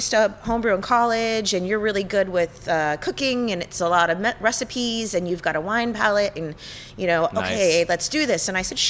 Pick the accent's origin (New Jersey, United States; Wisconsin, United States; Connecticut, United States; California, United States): California, United States; Sonoma; I'm from Sonoma.